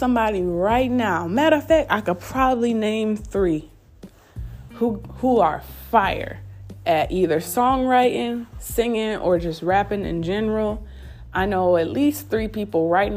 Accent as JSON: {"language": "English", "region": "upstate New York", "country": "United States", "moved": "yes", "lives_now": "Greenville, United States", "said": "I'm from upstate New York. I'm not from the city."}